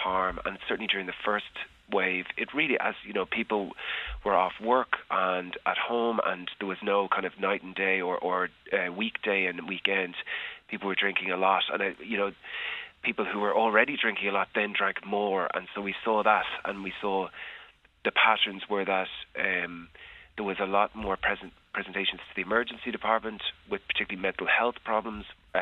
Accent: Ireland; as an Irish person

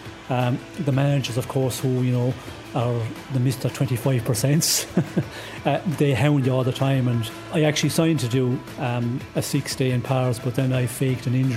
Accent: Ireland; moved away; being Irish, being a Paddy

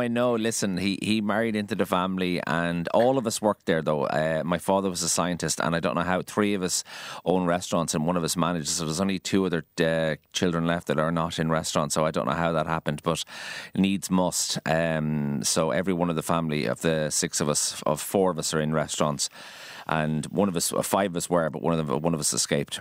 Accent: County Kildare, Ireland; also born or lived in Dublin; now in Galway, Ireland; I went to school in Kildare, so that's where I'm from.

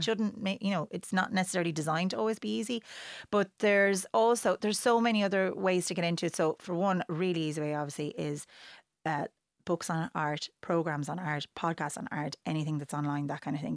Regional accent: Wexford, Leinster, Ireland; moved away; growing up in Wexford

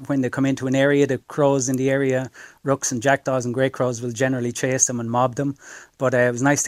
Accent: Athy, Leinster, Ireland; I'm from Athy.

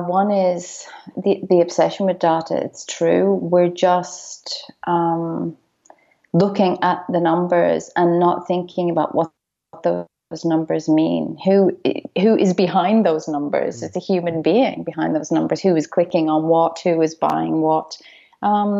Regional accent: Dublin, Leinster, Ireland; now in Melbourne, Australia; When I was growing up in Dublin

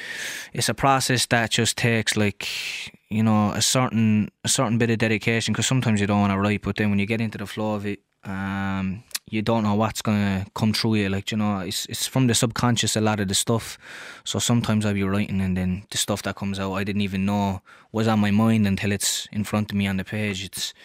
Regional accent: Wales, United Kingdom; I grew up in Cardhaven, which is kind of like a middle class neighbourhood, but then I was working class, my family was working class

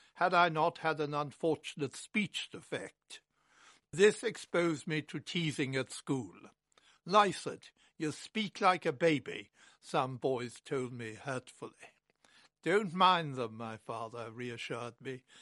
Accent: Ireland; Unlike many Irish children of my generation, I was brought up to admire Winston Churchill

